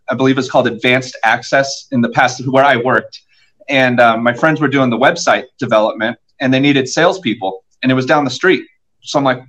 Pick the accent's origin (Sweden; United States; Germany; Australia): United States; Southern California; moved away as an adult; also born or lived in Anaheim Hills, Orange County, California; now in Nashville, United States; I'm from Southern California.